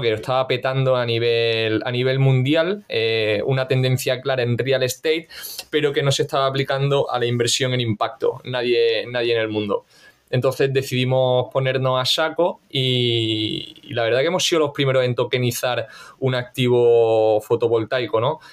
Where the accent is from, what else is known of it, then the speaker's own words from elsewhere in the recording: Granada, Andalusia, Spain; moved away as an adult; now in Valencia, Spain; soy granadino y, hace nueve años ya, macho, me vine aquí a estudiar a Valencia